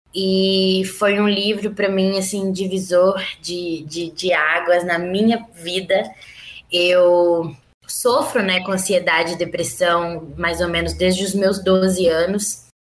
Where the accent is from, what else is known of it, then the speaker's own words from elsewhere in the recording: Belo Horizonte, Minas Gerais, Brazil; eu sou de Belo Horizonte, mineira, nascida e criada aqui